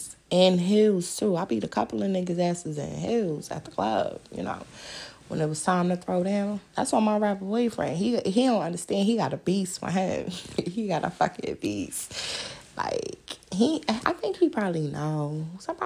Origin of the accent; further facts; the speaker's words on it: New York City, New York, United States; moved away; I'm from Brooklyn